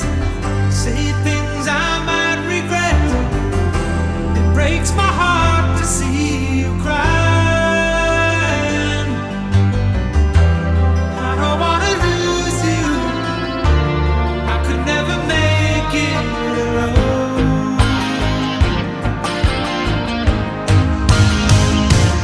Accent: near Williamsport, Pennsylvania, United States; My hometown was 15 minutes from Williamsport

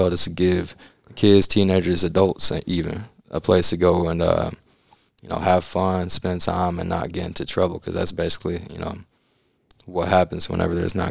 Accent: Madisonville, Kentucky, United States; I'm from Madisonville

